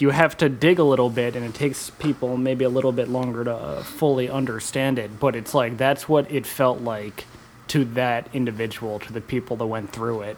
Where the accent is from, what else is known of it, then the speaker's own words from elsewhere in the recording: New York City, New York, United States; also born or lived in New Jersey; I grew up in New York City, and um, at, I was living in Jersey at the time of 9-11